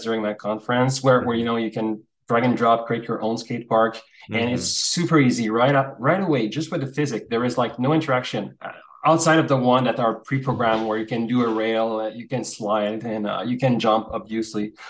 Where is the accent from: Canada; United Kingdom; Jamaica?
Canada; as Canadian